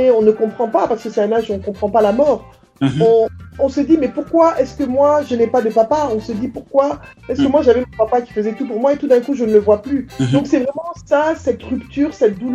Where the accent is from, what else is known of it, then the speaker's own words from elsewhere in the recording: Abidjan, Côte d’Ivoire; moi j'ai grandi donc euh, à Abidjan en fait, hein.